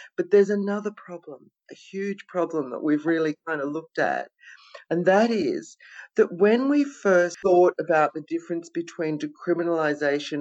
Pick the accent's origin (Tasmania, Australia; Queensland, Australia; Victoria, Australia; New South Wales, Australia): Victoria, Australia; it's in my hometown